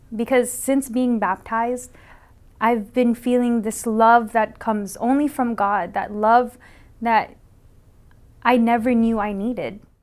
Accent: San Diego, California, United States; now in Waipahu, United States; I'm from Waipahu, Hawaii, but I'm originally from San Diego, California

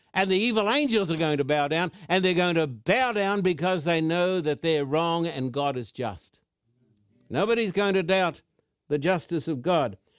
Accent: Thousand Oaks, California, United States; my hometown of Thousand Oaks

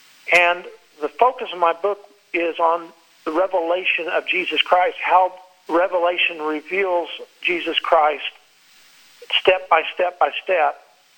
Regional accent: Texas, United States; now in Florida, United States; You know, I'm in Florida, so we have hurricanes all the time. And when I grew up in Texas, there were tornadoes.

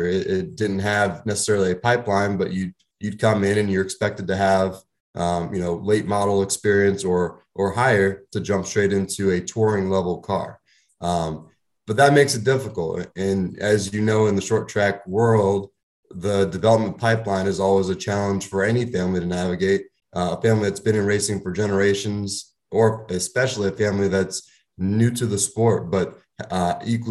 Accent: Northeast, United States; I grew up dirt racing in the Northeast

